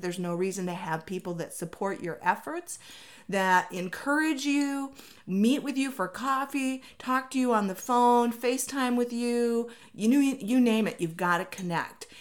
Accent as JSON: {"language": "English", "region": "Minnesota", "country": "United States", "moved": "yes", "lives_now": "Arizona, United States", "said": "I come from Minnesota where it rains, like, all the time"}